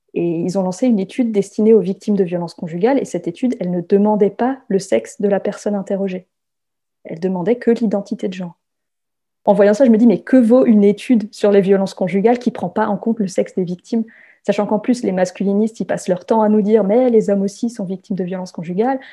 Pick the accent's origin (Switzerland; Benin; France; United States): France; also born or lived in south-west France; Je suis française